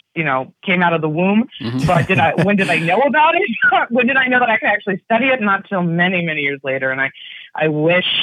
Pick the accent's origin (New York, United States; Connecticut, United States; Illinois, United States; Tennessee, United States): Connecticut, United States; West Hartford; now in California, United States; I grew up in West Hartford, Connecticut.